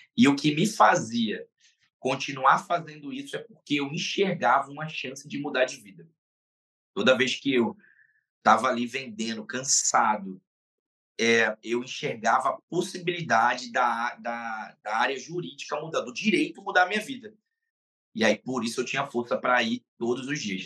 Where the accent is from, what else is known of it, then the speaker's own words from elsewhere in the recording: Pernambuco, Brazil; now in Rio de Janeiro, Brazil; E lá do estado de Pernambuco, melhor dizendo, fui cria de lá. É, lá é minha cidade natal